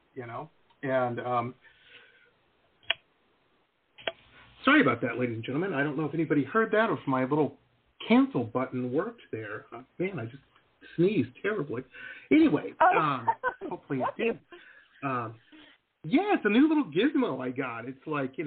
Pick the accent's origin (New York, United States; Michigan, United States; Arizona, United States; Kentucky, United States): Michigan, United States; Detroit; So I grew up in Metro Detroit, very rough town.